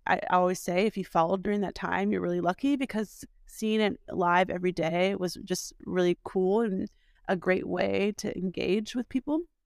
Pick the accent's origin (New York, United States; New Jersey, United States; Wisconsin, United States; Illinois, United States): Wisconsin, United States; Milwaukee; moved away as an adult; also born or lived in Columbus, Ohio; was born and raised in Milwaukee